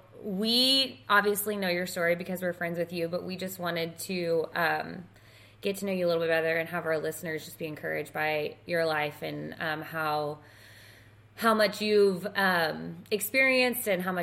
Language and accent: English; Texas, United States; we're from Texas, where in Texas are you from, and anyways, long story short, we realized we're both from around the same area and went to the same church.